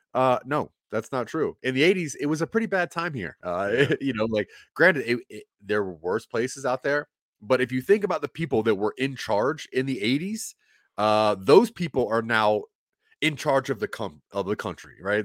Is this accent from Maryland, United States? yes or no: yes; Maryland, United States; moved away as an adult; also born or lived in Delaware; now in Colorado, United States; I was born in Maryland. Uh, my parents divorced and moved to Delaware. My dad moved to Delaware, so I'm a Maryland boy more than anything.